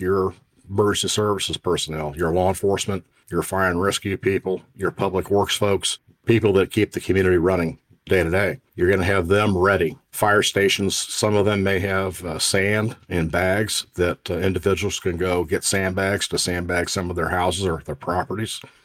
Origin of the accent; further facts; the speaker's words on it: Indiana, United States; I grew up in the Midwest and remember tornadoes quite well and, and the annual tornadic activity we would have in Indiana